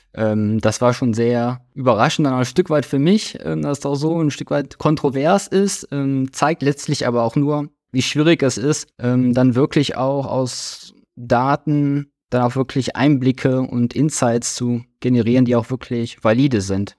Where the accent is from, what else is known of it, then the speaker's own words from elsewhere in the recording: Krefeld, North Rhine-Westphalia, Germany; 32 Jahre alt, ich komme aus Krefeld, Nähe von Düsseldorf